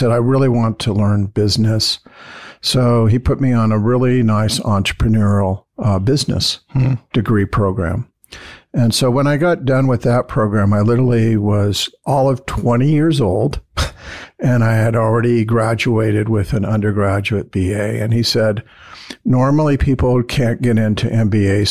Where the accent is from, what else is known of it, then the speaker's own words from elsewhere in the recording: San Gabriel Valley, California, United States; I grew up in the San Gabriel Valley